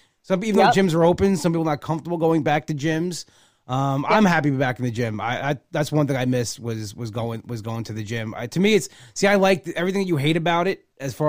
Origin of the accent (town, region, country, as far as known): Long Island, New York, United States; accent: Long Island